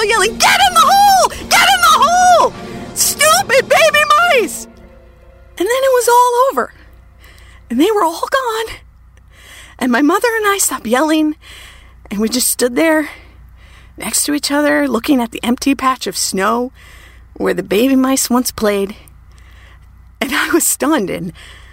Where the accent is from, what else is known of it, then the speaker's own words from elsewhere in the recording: Minnesota, United States; I grew up in Minnesota